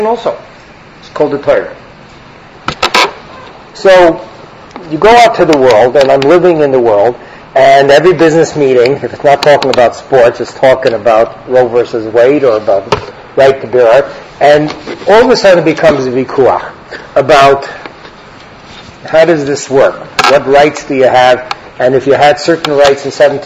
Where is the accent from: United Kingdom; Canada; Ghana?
Canada; I'm a Canadian, but I am a lawyer by background